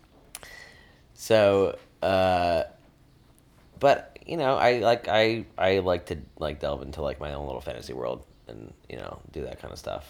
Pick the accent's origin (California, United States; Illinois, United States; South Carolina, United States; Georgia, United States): Illinois, United States; Lake Forest; also born or lived in Chicago; now in Brooklyn, United States; I was born in Chicago, grew up primarily in Lake Forest, Illinois, which is a suburb about 30 to 40 minutes north of Chicago